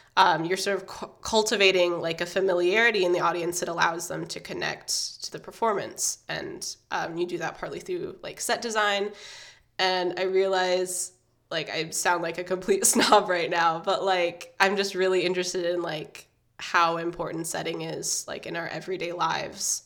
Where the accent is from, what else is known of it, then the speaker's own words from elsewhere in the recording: Indiana, United States; I grew up um, in Indiana. Well, I'm growing up, I guess, in Indiana, and it's sort of like a it's a small college town.